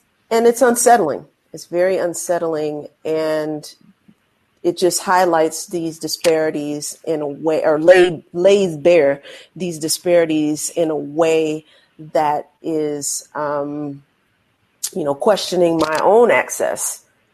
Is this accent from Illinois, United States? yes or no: yes; Chicago, Illinois, United States; now in New York City, United States; I'm from Chicago originally